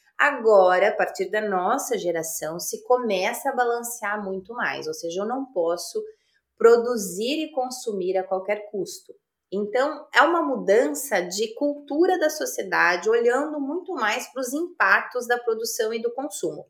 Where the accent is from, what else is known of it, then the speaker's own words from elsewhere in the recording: Passo Fundo, Rio Grande do Sul, Brazil; moved away; Sou gaúcha de Passo Fundo